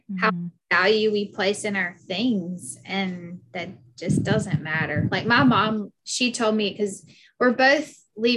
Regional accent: Anderson, South Carolina, United States; accent: Southern; moved away as an adult; now in Hawaii, United States; we were both born and raised in Anderson

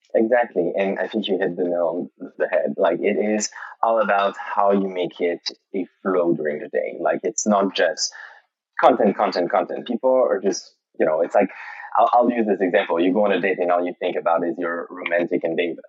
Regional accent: Montreal, Quebec, Canada; moved away as an adult; now in London, United Kingdom; I'm originally from Montreal, Canada, and I moved to London in 2010

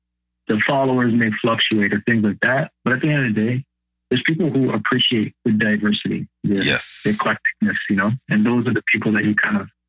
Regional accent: Windsor, Ontario, Canada; So my background is, I'm Canadian, born in Canada, born in Windsor, Ontario. My father is from Windsor, Chatham area. His ancestors came to Canada many, many generations ago. They settled here. They came up through the Underground Railroad.

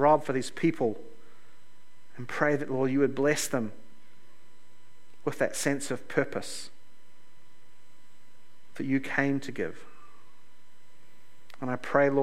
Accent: Lower Hutt, Wellington, New Zealand; also born or lived in Toronto; I grew up here in Lower Hutt.

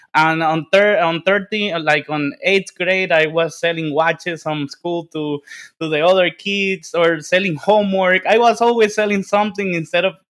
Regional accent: Dominican Republic; English is a second language; moved away; I'm from the Dominican Republic, and you see, like, you can see my English is like my 17th language.

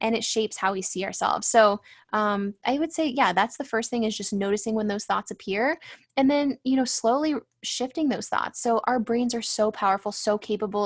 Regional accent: San Diego, California, United States; growing up in San Diego, it's like pretty superficial place to live

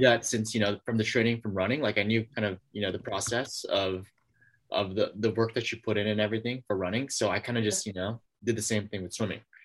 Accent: San Francisco, California, United States; I'm from San Francisco, California

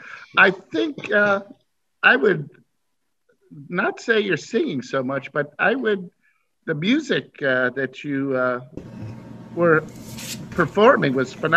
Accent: Pittsville, Kentucky, United States; I'm from Pittsville, Kentucky, and I like to do a little bit of … because I'm wearing black

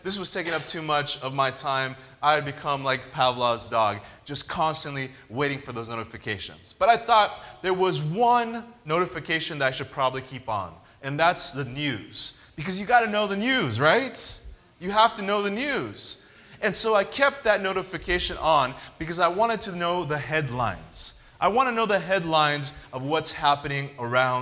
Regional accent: Southern California, United States; I grew up in Southern California

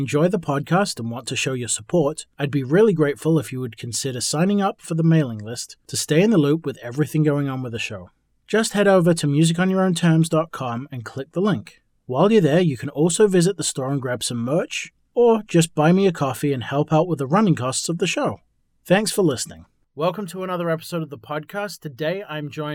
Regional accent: England, United Kingdom; moved away; I'm actually from England originally

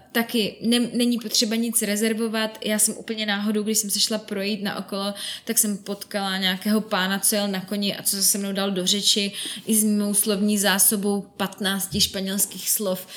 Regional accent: Czechia; jsem z České republiky

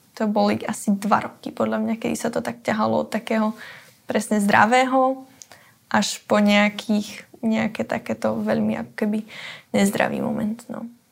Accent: Záhorie, Bratislava Region, Slovakia; tú moju rodnú dedinu, alebo teda tú oblasť, ten kraj

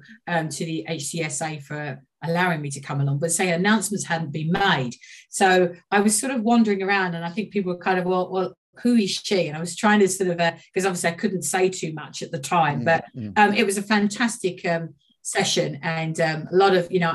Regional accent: Walthamstow, London, United Kingdom; I grew up in Walthamstow

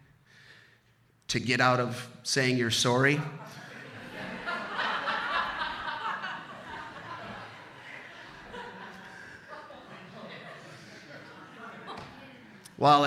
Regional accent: Baraboo, Wisconsin, United States; I grew up in Baraboo, Wisconsin

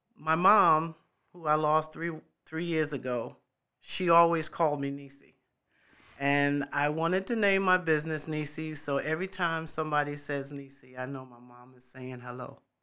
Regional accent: New York City, New York, United States; moved away as an adult; also born or lived in Fort Bragg, North Carolina / Midlands, South Carolina; now in Columbia, United States; I am originally from New York City. I was born in the Bronx and, uh, graduated in Springfield Gardens, Queens, um, and, uh, as, when I turned eighteen years old, I left New York

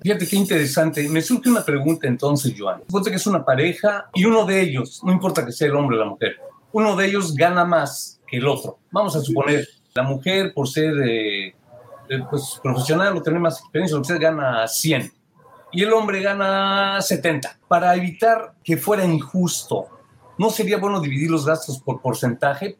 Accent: Mexico; now in United States; yo soy de México, y no teníamos la cultura ni del ahorro ni del financiamiento. Eh, eso lo vine a aprender acá en Estados Unidos.

